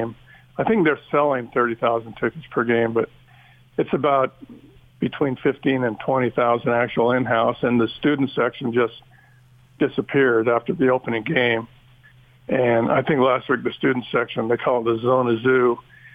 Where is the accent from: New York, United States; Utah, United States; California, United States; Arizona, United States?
Utah, United States; also born or lived in Oregon; now in Tucson, United States; I grew up in Utah